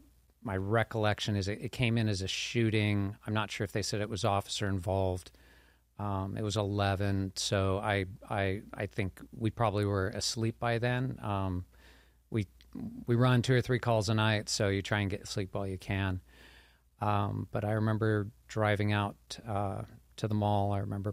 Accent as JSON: {"language": "English", "town": "Torrance", "region": "California", "country": "United States", "tie": "born or raised there", "said": "I was born in Northern California, kind of moved around a lot when I was young. My dad did some government contract work, but ended up in Torrance. I went to high school in Torrance, so I sort of feel like I'm from Torrance."}